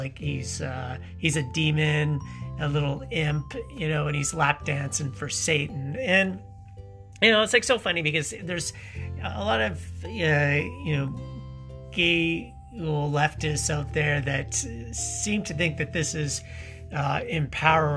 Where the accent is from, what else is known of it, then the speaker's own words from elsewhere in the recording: Saskatchewan, Canada; growing up in the prairies, growing up in Saskatchewan